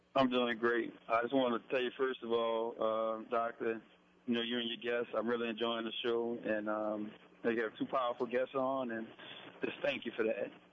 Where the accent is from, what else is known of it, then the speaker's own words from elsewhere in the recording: New Orleans, Louisiana, United States; growing up in New Orleans